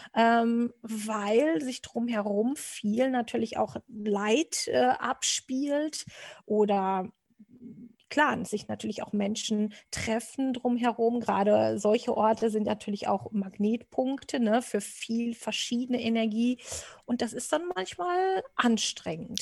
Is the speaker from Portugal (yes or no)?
yes; Portugal; also born or lived in Wistinghauser Senne area, Germany; now in Germany; für mich als äh, Portugiese